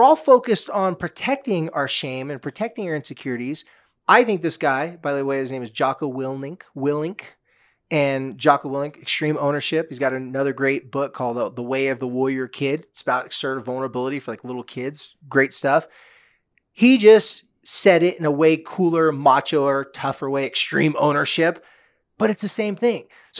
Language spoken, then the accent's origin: English; Southern California, United States; moved away; I'm from Southern California.